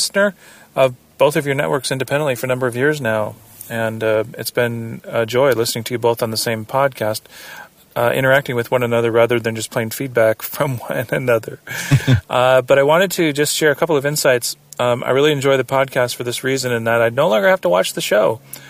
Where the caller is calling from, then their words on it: Southern California, United States; I'm calling you from Southern California and the good old US